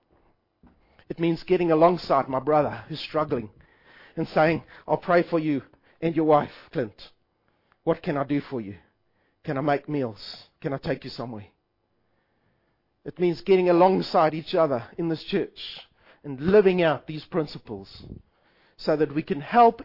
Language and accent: English; South Africa; I am South African